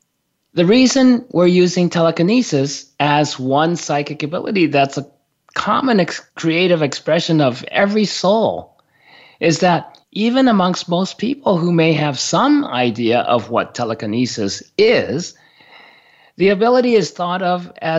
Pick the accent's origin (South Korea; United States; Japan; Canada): Japan; moved away; I grew up in Japan